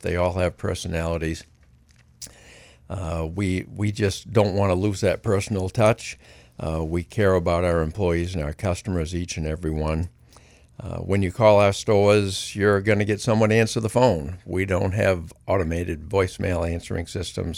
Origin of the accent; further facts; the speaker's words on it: Greene, Maine, United States; I grew up in Greene and worked on a dairy farm my whole life growing up